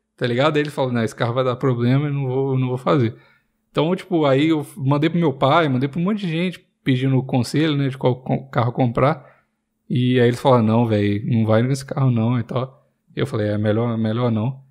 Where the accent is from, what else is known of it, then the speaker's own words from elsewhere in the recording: Minas Gerais, Brazil; moved away; E eu sou mineiro